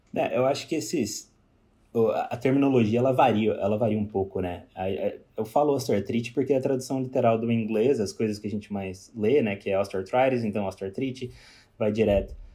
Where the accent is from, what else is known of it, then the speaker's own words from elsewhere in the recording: Pouso Alegre, Minas Gerais, Brazil; moved away as an adult; also born or lived in Cascavel, Paraná; now in Australia; eu sou mineiro de Pouso Alegre, sul de Minas